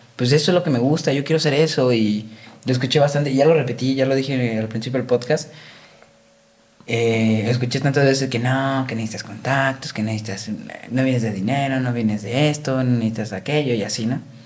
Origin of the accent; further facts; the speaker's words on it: Guadalajara, Jalisco, Mexico; soy de Guadalajara